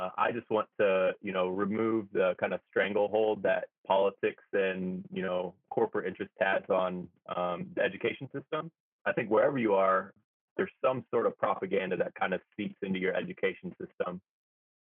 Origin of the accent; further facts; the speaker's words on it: United States; moved away as an adult; also born or lived in Hawaii; now in Tokyo, Japan; I grew up in America